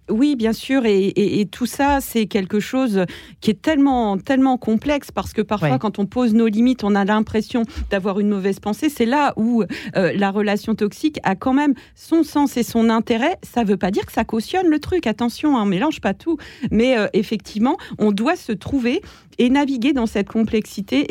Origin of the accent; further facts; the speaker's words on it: eastern France, France; je viens de l'Est de la France